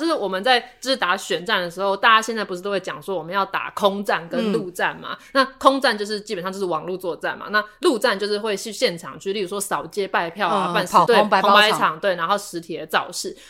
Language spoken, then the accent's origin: Chinese; Taiwan; first language Taiwanese Hokkien; Chinese is a second language; 因为身为一位台语母语者，你你要讲好好做事，你要讲呵呵这代志，绝对不是吼吼